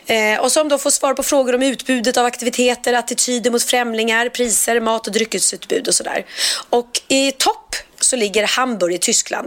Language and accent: Swedish; Stockholm, Stockholm County, Sweden; vi stockholmare